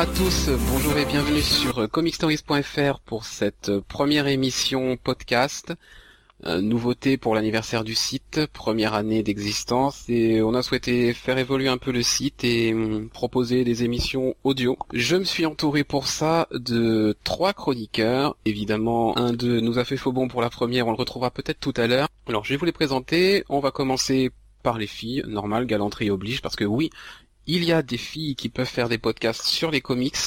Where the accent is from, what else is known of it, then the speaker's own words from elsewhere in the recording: France; en tant que Français